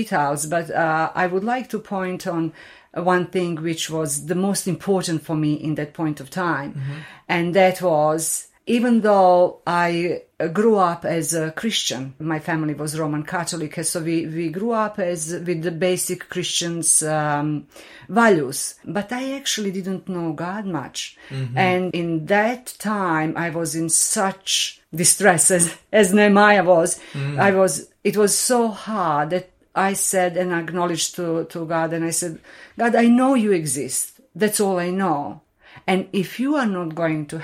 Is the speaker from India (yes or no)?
no; Bosnia & Herzegovina; moved away as an adult; also born or lived in Croatia; I come from Bosnia